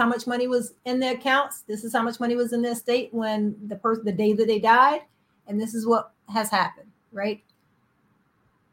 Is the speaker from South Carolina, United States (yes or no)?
yes; South Carolina, United States; I'm from South Carolina.